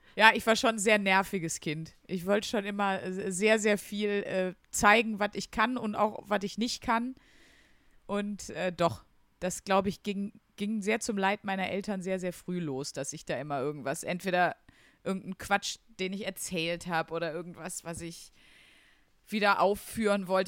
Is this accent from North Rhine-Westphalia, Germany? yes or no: yes; Wuppertal, North Rhine-Westphalia, Germany; accent: Ruhrgebiet; also born or lived in Wesel; ich bin äh, in Wesel geboren im Krankenhaus. Okay. Ähm, genau. Und dann bin ich sogar aufgewachsen in Wuppertal